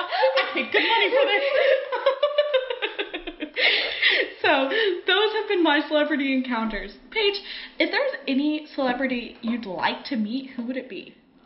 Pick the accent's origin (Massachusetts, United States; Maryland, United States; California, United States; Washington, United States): California, United States; Central; Well, I grew up in California